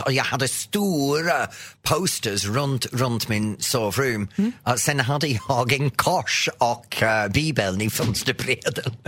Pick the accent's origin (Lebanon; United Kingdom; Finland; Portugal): United Kingdom; the north of England; Swedish is a second language; now in Sweden; Jag kommer från norra England.